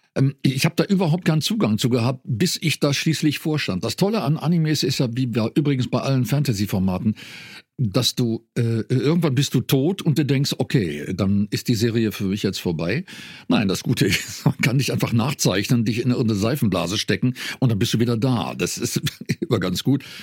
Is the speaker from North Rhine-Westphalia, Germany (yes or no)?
yes; North Rhine-Westphalia, Germany; Ich komme aus dem, aus dem Niederrhein, bin, darum ist mir das, das Idiom auch vertraut